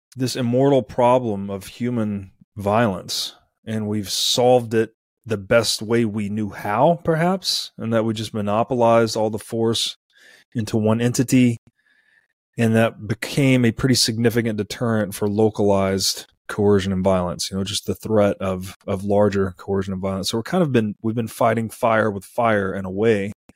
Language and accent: English; Tennessee, United States; I grew up in Tennessee.